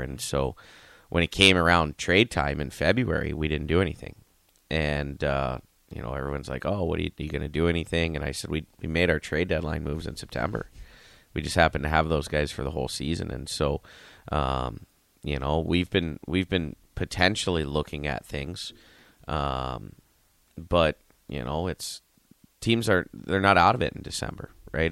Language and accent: English; Youngstown, Ohio, United States; moved away; I'm from Youngstown